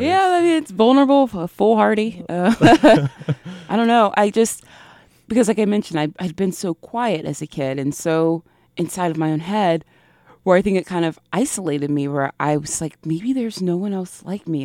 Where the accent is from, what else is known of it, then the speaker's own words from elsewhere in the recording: the South, United States; my experiences growing up in the South